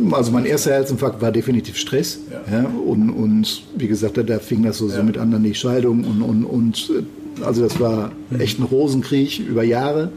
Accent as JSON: {"language": "German", "town": "Gevelsberg", "region": "North Rhine-Westphalia", "country": "Germany", "tie": "born or raised there", "moved": "as an adult", "lives_now": "Düsseldorf, Germany", "said": "gebürtig aus Gevelsberg, also nicht aus Düsseldorf"}